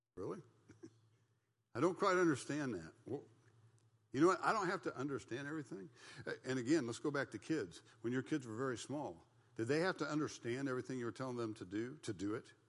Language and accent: English; United States; I thought I was a Christian because I was an American. And I, as an American, we're the Christian nation